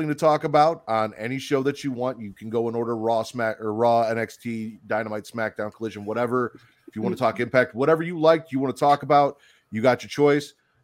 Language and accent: English; South Holland, Illinois, United States; also born or lived in Chicago / Hoffman Estates / Elgin; now in Lake Zurich, United States; I grew up in South Holland